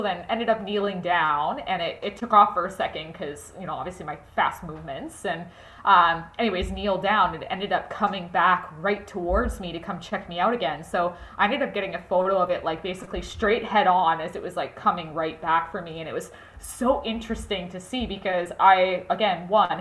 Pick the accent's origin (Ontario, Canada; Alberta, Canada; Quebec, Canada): Alberta, Canada; Edmonton; I was born and raised in Edmonton, Alberta